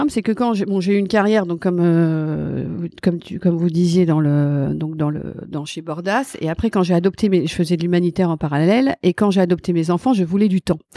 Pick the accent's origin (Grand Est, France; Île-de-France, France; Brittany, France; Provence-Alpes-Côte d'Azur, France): Île-de-France, France; Ris-Orangis; born there; j'ai 53 ans, je suis née à Rissorangis, je viens d'une famille relativement euh, classique